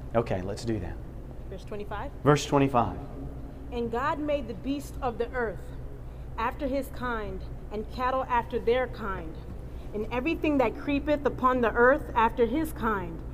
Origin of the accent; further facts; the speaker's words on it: Poughkeepsie, New York, United States; I'm from Poughkeepsie, New York